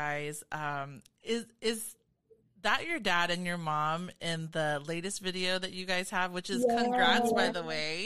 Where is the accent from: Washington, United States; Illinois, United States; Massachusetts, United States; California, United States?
California, United States; Long Beach; I'm from SoCal, specifically from the Carson, Long Beach area.